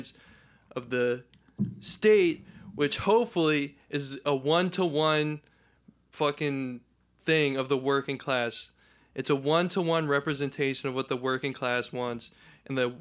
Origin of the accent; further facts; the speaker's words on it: New Jersey, United States; I grew up in South Jersey